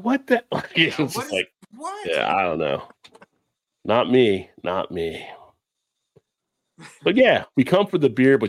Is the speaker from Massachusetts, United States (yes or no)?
no; New Jersey, United States; where I grew up in Jersey